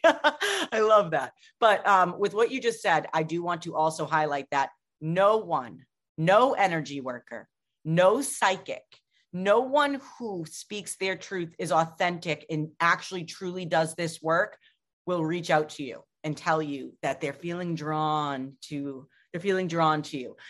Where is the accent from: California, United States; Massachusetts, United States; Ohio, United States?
Massachusetts, United States; Boston; I am from Boston.